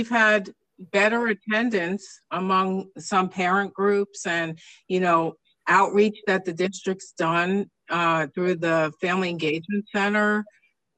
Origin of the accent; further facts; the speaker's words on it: East Coast, United States; moved away; I came from the East Coast, and my school district was, you know, as a kid, it was frustrating to me because they were always the last to close the schools for snow